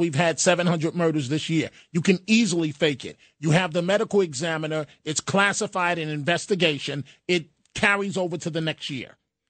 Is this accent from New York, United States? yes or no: yes; New York City, New York, United States; in the Bronx, I thought growing up that abandoned buildings were just part of everyday fabric of the city.